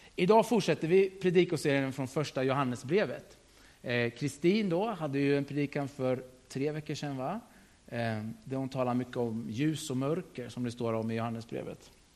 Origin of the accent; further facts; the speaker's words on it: Sturefors, Östergötland, Sweden; jag är uppvuxen i Sturefors